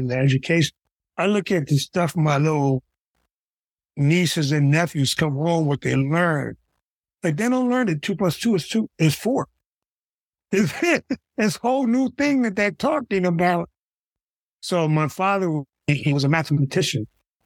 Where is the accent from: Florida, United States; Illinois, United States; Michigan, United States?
Michigan, United States; Detroit; I'm from Detroit